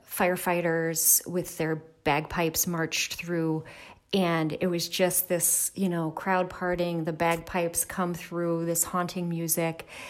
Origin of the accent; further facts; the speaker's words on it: Milwaukee, Wisconsin, United States; moved away as an adult; I grew up in Milwaukee. My parents were, um, M P S teachers